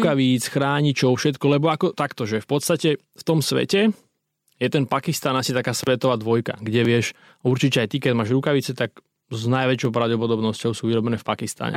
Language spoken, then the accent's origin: Slovak; Krajné, Trenčín Region, Slovakia; also born or lived in Piešťany; now in Stará Turá, Slovakia; v Piešanoch som chodil do školy, teraz žijem v Starej Turej, ale pochádzam z krajného, malá dedinka mm-hmm. pri Mijave.